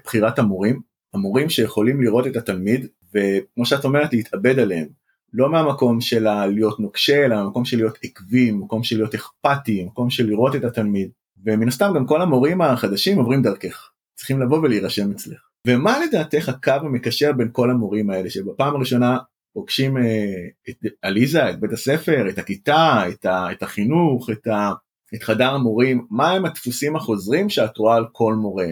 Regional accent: Bat Yam, Tel Aviv District, Israel; גם אני יליד העיר בת ים

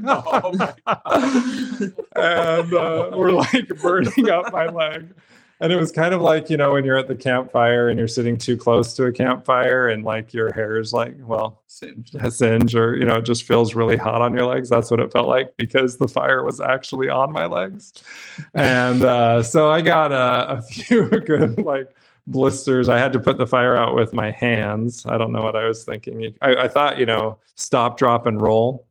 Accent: Brigham City, Utah, United States; I grew up in Brigham City, Utah, which is a small town about an hour north of Salt Lake City

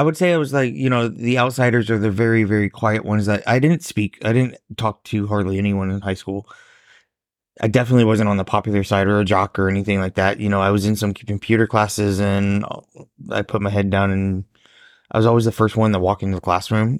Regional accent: Warsaw, Indiana, United States; me growing up in a small Midwestern town

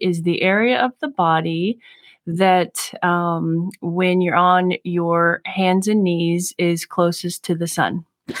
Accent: Maryland, United States

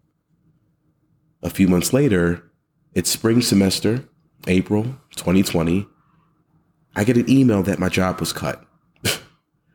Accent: Philadelphia, Pennsylvania, United States; moved away as an adult; I'm from Philly

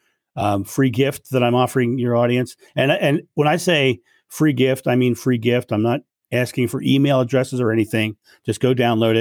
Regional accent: United States; I'm American

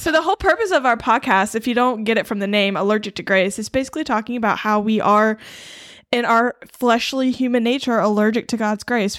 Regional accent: Eastern North Carolina, United States; I grew up in Eastern North Carolina.

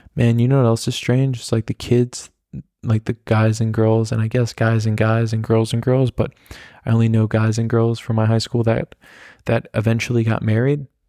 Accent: the Hamptons, New York, United States; born or raised there; now in Germany

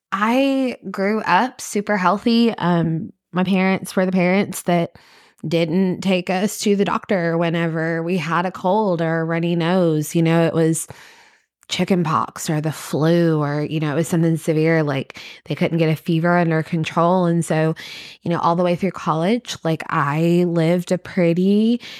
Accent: Kentucky, United States; I am originally from Kentucky.

